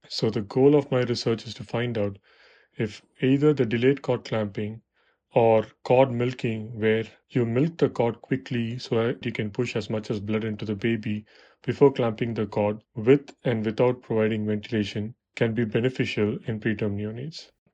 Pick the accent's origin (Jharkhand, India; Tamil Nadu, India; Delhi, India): Tamil Nadu, India; Chennai; moved away as an adult; now in United States; I was born and raised in Chennai